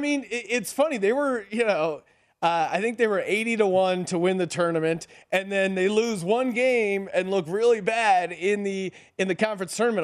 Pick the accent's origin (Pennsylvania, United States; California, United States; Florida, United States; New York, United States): Pennsylvania, United States; Bethlehem; I'm from Bethlehem, Pennsylvania